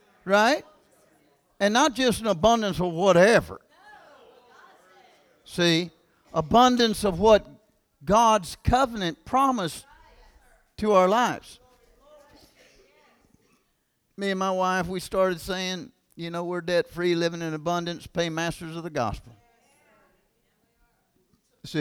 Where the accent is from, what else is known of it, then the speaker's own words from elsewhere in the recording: Kentucky, United States; I'm from Kentucky, man. I'm talking about small town. I'm talking about country boys and country school and all that stuff